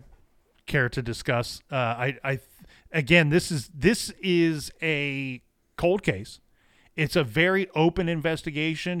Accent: Ohio, United States; I'm born and raised in Ohio

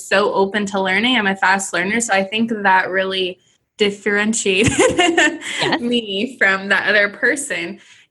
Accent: Southern California, United States; moved away as an adult; this would be $1 million house from my hometown.

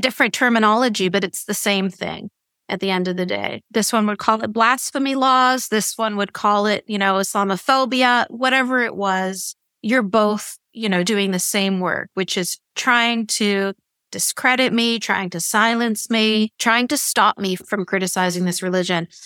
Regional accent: Canada

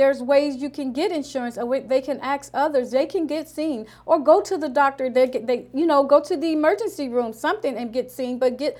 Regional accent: Gary, Indiana, United States; now in Oakland, United States; I'm from Gary, Indiana. So in Gary, when I went back home

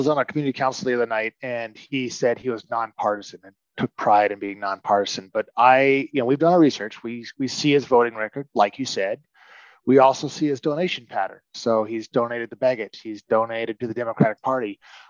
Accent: Florida, United States; moved away as an adult; now in Anchorage, United States; I grew up in Florida, but I have deep roots now in Alaska. And I really care about our city of Anchorage. When I came up in 1990

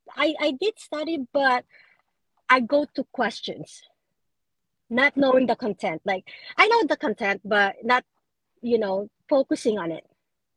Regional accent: New Jersey, United States; I'm from New Jersey.

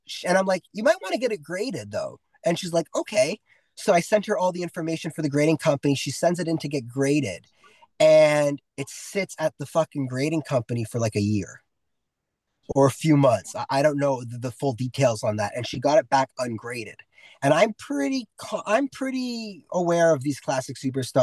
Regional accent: Toronto, Ontario, Canada; I'm from Toronto

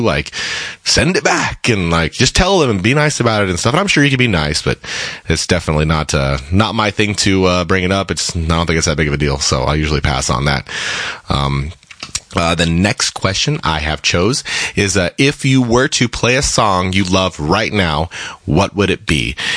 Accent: Colorado, United States; now in Seattle, United States; I am from Colorado originally, and I moved out to Seattle, kind of got established out here

